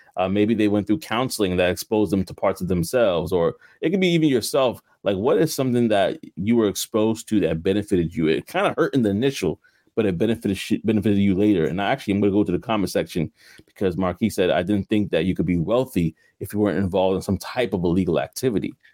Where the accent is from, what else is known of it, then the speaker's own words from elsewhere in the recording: New York City, New York, United States; also born or lived in Queens / Brooklyn; I grew up in New York, you know. I was living in Queens for a while